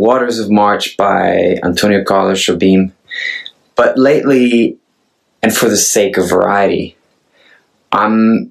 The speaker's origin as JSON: {"language": "English", "country": "Norway", "moved": "yes", "lives_now": "Los Angeles, United States", "said": "I'm a Norwegian, they call me a singer-songwriter. I accept that. I sing and I write songs. I'm from Norway."}